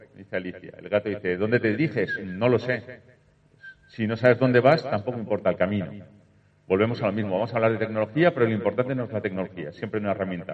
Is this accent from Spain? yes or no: yes; Valencia, Valencian Community, Spain; Soy de Valencia